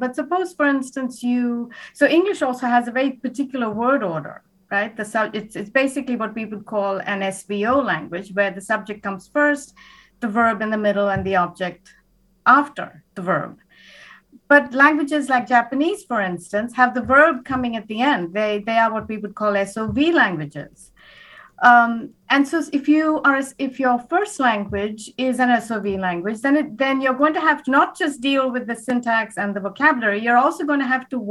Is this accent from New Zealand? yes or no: no; India; now in United States; I grew up in India myself